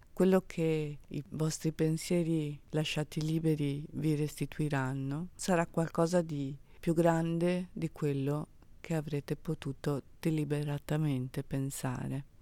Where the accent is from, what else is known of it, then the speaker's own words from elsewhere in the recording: Venice, Veneto, Italy; Io sono una veneziana, prodata, quindi a Brescia, da un luogo in cui la bellezza è di casa.